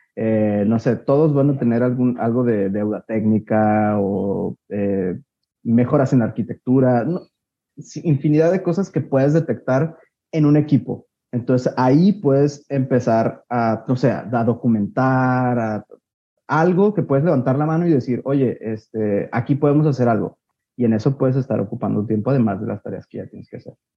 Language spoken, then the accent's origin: Spanish; Guadalajara, Jalisco, Mexico; soy de Guadalajara